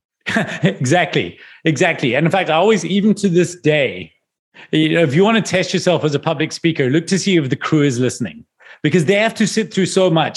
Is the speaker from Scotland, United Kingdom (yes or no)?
yes; Scotland, United Kingdom; now in South Africa; I'm from Scotland.